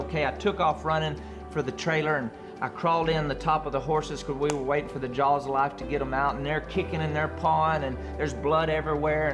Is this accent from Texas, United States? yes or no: yes; Andrews, Texas, United States; I grew up in Andrews, Texas, in a great family